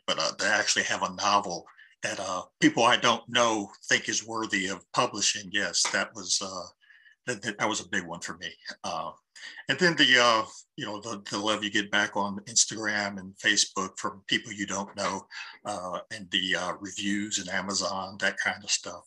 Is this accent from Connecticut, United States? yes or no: no; Columbus, Ohio, United States; I grew up in Linden